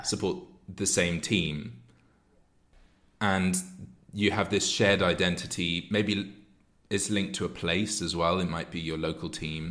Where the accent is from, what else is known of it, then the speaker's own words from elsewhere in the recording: United Kingdom; We're two British people